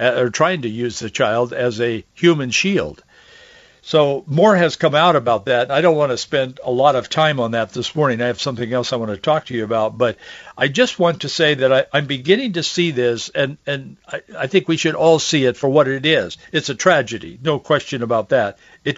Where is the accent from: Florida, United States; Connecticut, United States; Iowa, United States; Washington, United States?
Washington, United States; Yakima; I grew up in Yakima and Yakima Valley and in Yakima